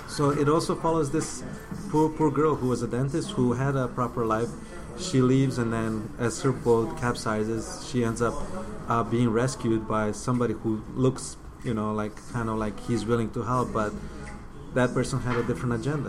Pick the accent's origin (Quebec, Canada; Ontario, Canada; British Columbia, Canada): Ontario, Canada; Windsor; English is a second language; growing up in Windsor is not it's not a bad place to grow up